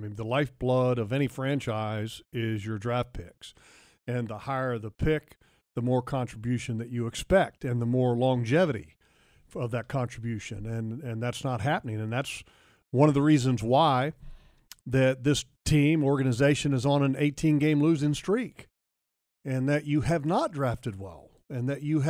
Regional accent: District of Columbia, United States; I grew up in Washington area

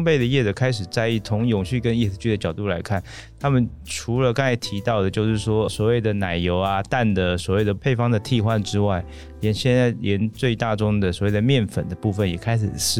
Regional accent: Taiwan; 但因为我们台湾人从小吃肉松面包长大的。

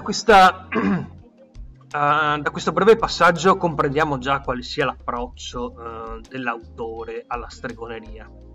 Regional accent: Venice, Veneto, Italy; io sono veneziano

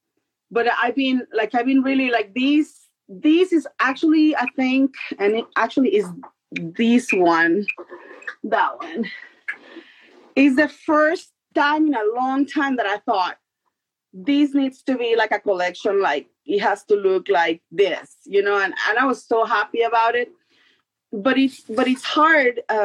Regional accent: Mexico; now in New Mexico, United States; I'm located in New Mexico. I'm originally from Mexico, but now I'm in the New Mexico

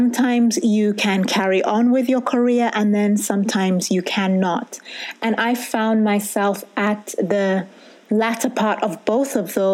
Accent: United Kingdom; moved away as an adult; I'm a Brit with Sotho DNA

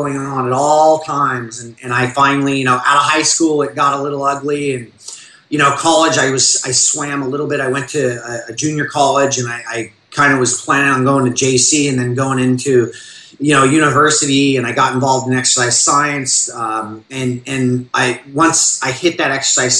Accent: Orange County, California, United States; I grew up in the Orange County I grew up in was not the Orange County you see on TV now

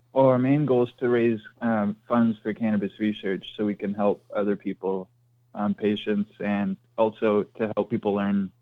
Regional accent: Ontario, Canada; I'm from Canada up here in Ontario.

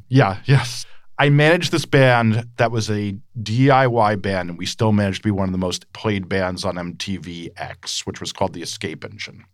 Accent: Montclair, New Jersey, United States; I grew up right outside New York City in Montclair, New Jersey

